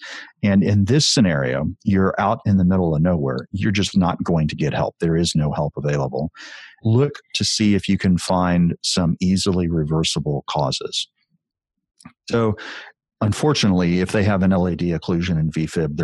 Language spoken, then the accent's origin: English; Texas, United States; as a Texan